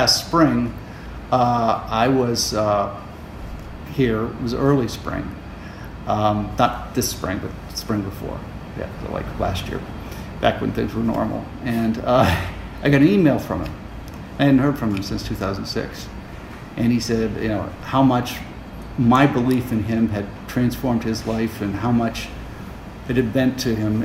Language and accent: English; Erie, Pennsylvania, United States; I'm here to stay in Erie. Erie's my hometown